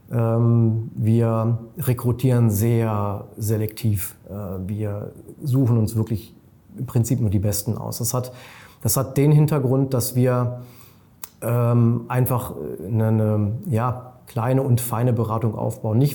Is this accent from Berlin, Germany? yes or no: no; Munich, Bavaria, Germany; Ich selber bin ja Münchner, ich liebe München